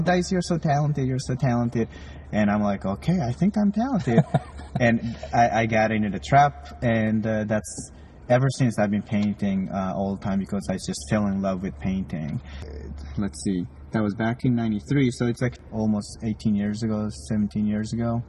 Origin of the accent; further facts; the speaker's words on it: Japan; moved away; I grew up in Japan